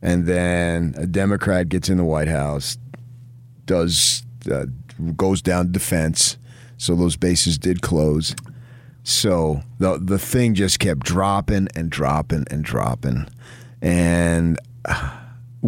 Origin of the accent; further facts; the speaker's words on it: New Jersey, United States; now in Utah, United States; I was born in Jersey, not Utah